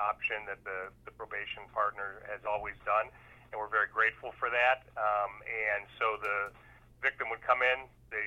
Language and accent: English; North Tonawanda, New York, United States; also born or lived in Niagara Falls, New York / Rochester, New York; I'm from North Tonawanda, New York. I was born in Niagara Falls, but actually raised in North Tonawanda for my early life. Moved to Rochester in 1988